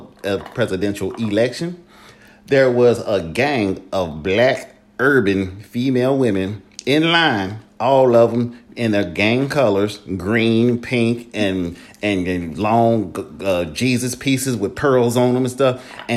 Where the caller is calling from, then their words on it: Atlanta, Georgia, United States; I'm calling from Fulton County, Atlanta, Georgia.